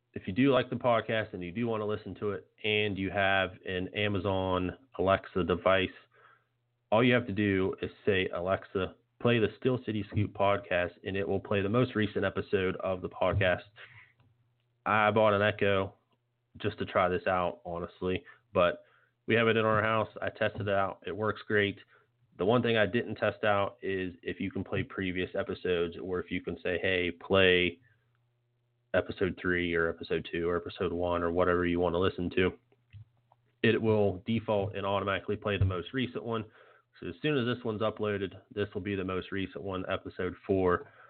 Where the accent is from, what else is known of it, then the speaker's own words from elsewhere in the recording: Morgantown, West Virginia, United States; moved away; I'm originally from Morgantown, so me being newer to the area